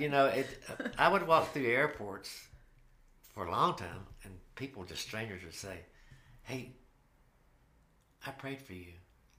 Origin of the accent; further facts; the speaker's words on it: North Carolina, United States; now in Nashville, United States; Even though I'm from North Carolina, I'm going to be buried right here.